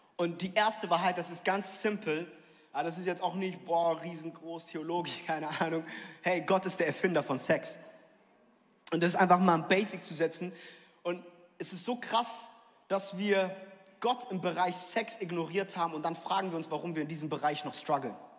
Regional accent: near Frankfurt, Hesse, Germany; ich bin in der Nähe von Frankfurt aufgewachsen

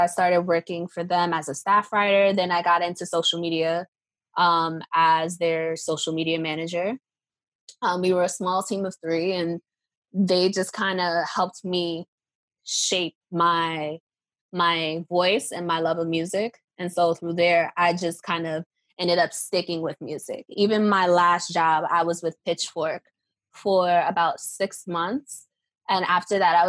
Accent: New York City, New York, United States; also born or lived in Baltimore; I'm from New York, so I grew up listening to Hot 97.

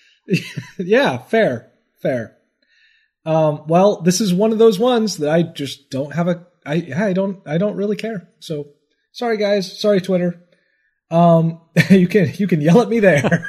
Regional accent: United States; I'm American

